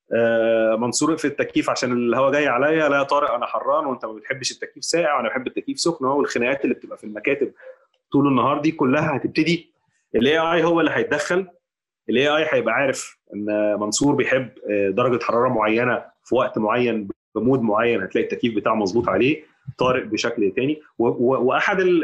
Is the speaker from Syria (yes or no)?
no; Egypt; احنا كمصريين